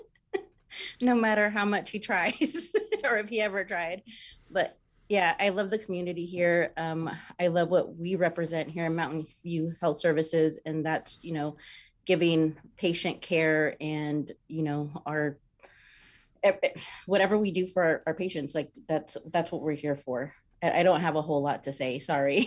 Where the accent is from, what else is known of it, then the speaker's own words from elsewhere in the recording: Texas, United States; moved away as an adult; now in Anchorage, United States; I'm originally from Texas